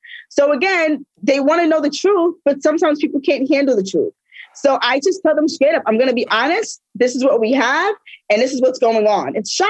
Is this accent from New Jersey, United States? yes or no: no; New York, United States; I'm from New York.